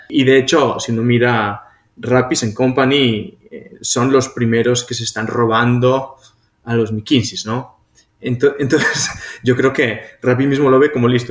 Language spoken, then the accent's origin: Spanish; Pamplona, Navarre, Spain; moved away as an adult; now in Colombia; yo soy de Pamplona